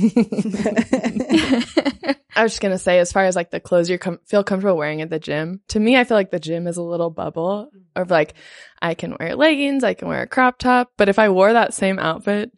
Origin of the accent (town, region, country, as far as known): United States; moved away as an adult; also born or lived in Nepal